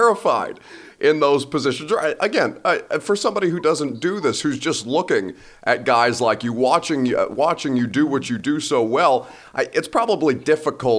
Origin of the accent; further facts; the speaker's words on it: Indiana, United States; now in Nashville, United States; I'm from Indiana